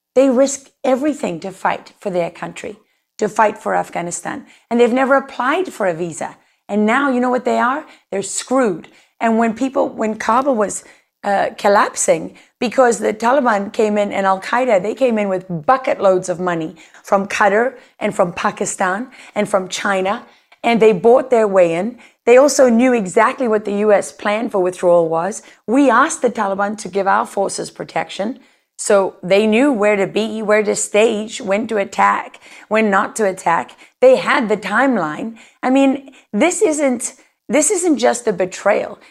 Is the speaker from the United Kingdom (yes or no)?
no; South Africa; moved away as an adult; now in United States; a white South African growing up in a country